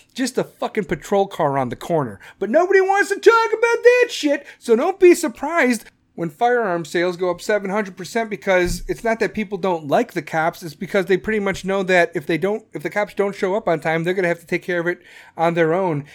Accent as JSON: {"language": "English", "town": "Chicago", "region": "Illinois", "country": "United States", "tie": "born or raised there", "said": "Chicago, my hometown"}